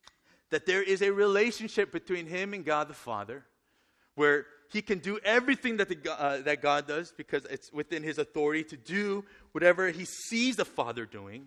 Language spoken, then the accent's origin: English; Northern California, United States; I grew up in Northern California